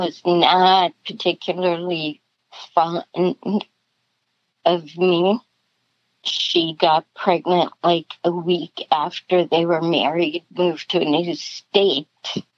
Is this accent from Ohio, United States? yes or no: no; South Dakota, United States; I was born in 1953 in South Dakota. Typical Midwest family, hard workers.